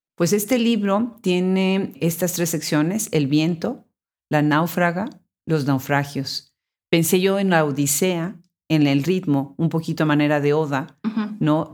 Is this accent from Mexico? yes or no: yes; Mexico; mi país natal